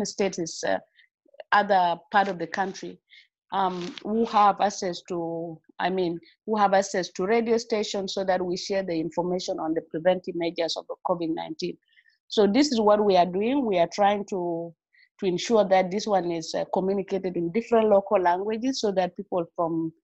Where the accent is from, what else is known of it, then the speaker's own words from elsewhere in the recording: South Sudan; I'm from South Sudan.